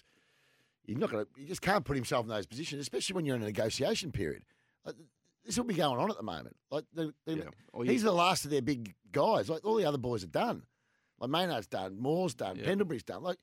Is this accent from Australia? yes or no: yes; Australia; I'm Australian